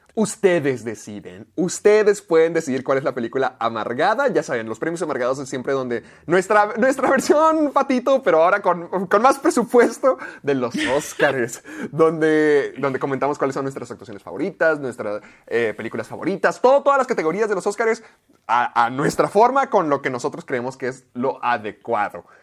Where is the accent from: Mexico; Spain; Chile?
Mexico; corresponsal mexicano